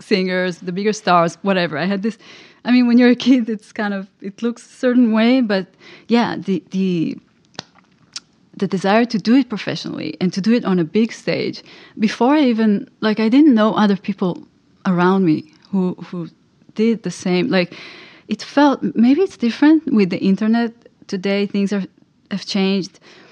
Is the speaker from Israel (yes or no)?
yes; Israel; moved away as an adult; also born or lived in New York, United States; now in Los Angeles, United States; I grew up in Israel, and I moved to New York, to the US, exactly 20 years ago.